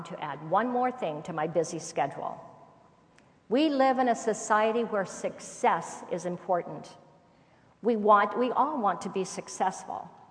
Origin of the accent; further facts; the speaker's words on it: Indiana, United States; When I was growing up in Indiana, we lived in a two-story home